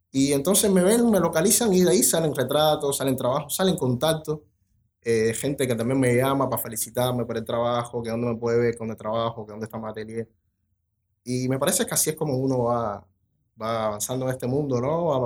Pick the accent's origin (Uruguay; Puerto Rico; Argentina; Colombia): Uruguay; Treinta y Tres; Y no, yo soy de 33, o sea, es como que casi todo el mundo es del interior.